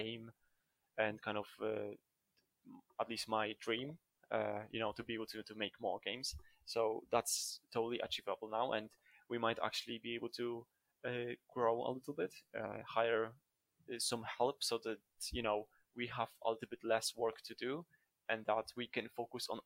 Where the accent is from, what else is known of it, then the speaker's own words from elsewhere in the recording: Poland; moved away; I'm originally from Poland, and Poland is the Slavic country